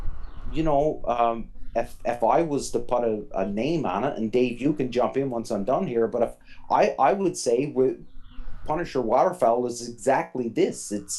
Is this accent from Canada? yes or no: yes; Newfoundland and Labrador, Canada; moved away; When I left Newfoundland and I joined the military, well, there was no time for